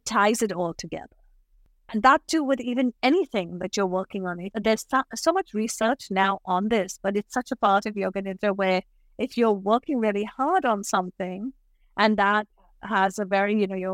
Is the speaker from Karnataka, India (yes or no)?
no; Mumbai, Maharashtra, India; now in New York City, United States; I grew up in Bombay in India, Mumbai